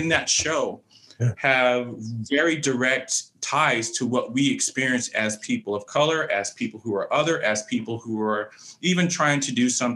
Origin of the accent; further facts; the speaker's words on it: San Jose, California, United States; also born or lived in Oakland, California; growing up primarily my younger years in San Jose